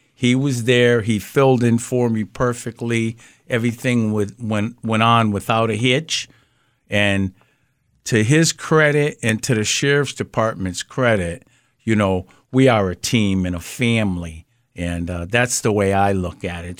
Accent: Springfield, Massachusetts, United States; I grew up in Mason Square

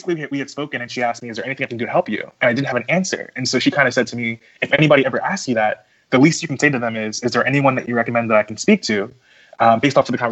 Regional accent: the Poconos, Pennsylvania, United States; moved away as an adult; also born or lived in Queens, New York / Philadelphia, Pennsylvania / Washington, D.C.; I was born in Queens, New York for 10 years of my life. I lived there. And then after that, my mom and I moved to the Poconos.

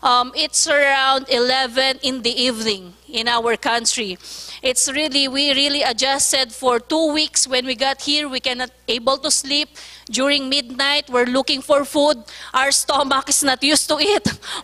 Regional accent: Philippines; I was born in the Philippines

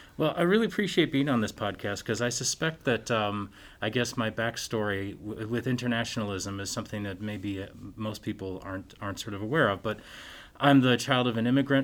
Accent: Stillwater, Minnesota, United States; moved away as an adult; also born or lived in Chicago / Northern Ireland / Barcelona / London; now in Sioux Falls, United States; I'm originally from Stillwater, Minnesota

